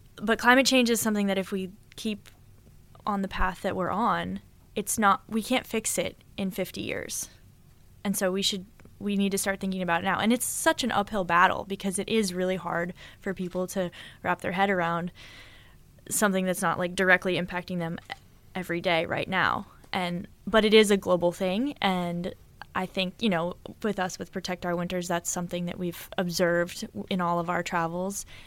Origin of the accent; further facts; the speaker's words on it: Boulder, Colorado, United States; moved away as an adult; now in California, United States; I'm from Boulder, Colorado, which is a very, like, a very white place